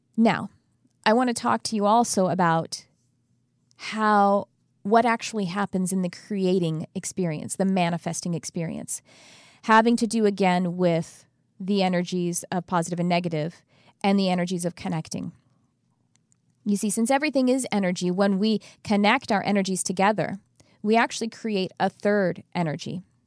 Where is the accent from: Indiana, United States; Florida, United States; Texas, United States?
Texas, United States; now in California, United States; I'm from Texas, but I've been in California a very long time